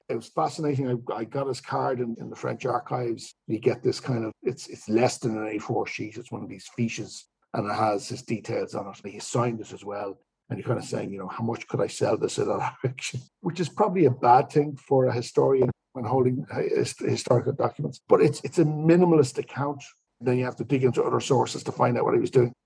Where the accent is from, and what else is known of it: Ireland